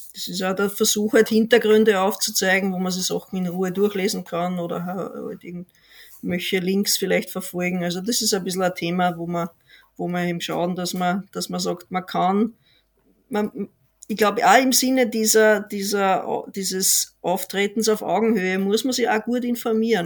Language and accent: German; Austria; als Österreicher